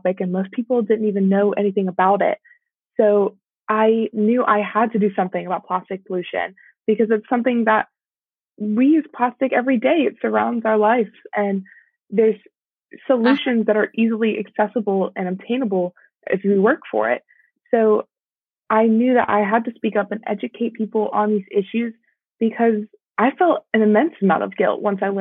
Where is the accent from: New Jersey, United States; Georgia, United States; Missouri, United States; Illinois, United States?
Georgia, United States; my home state